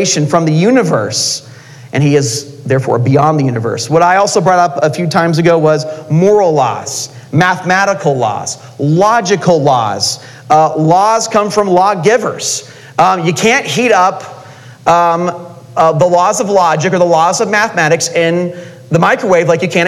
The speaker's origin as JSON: {"language": "English", "region": "California", "country": "United States", "moved": "yes", "lives_now": "Utah, United States", "said": "I'm from California"}